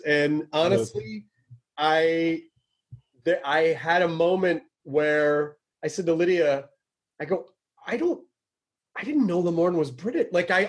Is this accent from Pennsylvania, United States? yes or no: no; Tennessee, United States; and if you really get into the South, you know, like, I'm from Tennessee.